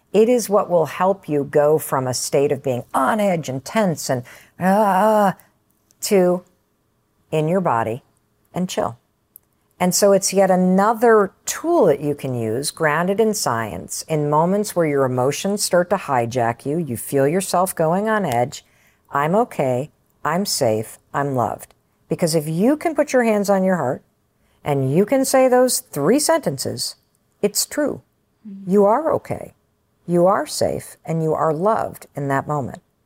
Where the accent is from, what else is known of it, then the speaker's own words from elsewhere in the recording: Western Michigan, United States; I grew up in Western Michigan.